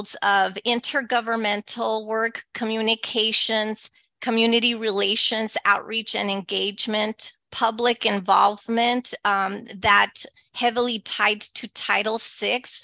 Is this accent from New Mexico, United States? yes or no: no; El Paso, Texas, United States; first language Spanish; English is a second language; moved away; I was born and raised in El Paso, Texas, to Mexican immigrant parents. My first language is Spanish.